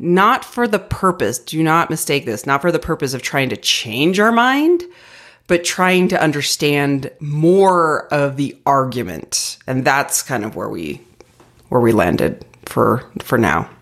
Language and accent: English; Arizona, United States; now in Denver, United States; I grew up in Arizona